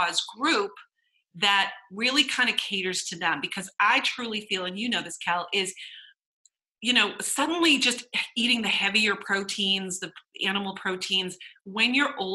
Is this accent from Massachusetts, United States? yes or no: yes; Boston, Massachusetts, United States; We're from Boston